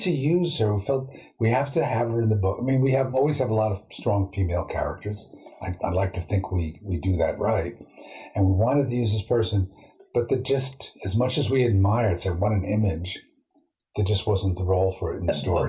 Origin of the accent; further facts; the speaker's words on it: New York City, New York, United States; I grew up near Sheepshead Bay in Brooklyn, where you have all these fishing boats